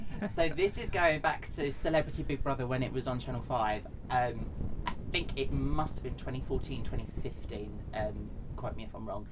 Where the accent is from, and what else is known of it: United Kingdom